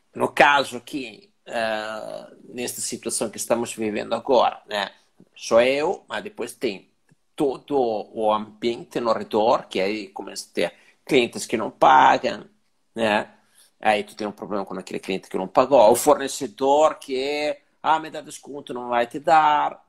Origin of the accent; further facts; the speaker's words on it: Italy; now in Brazil; eu sendo que sou italiano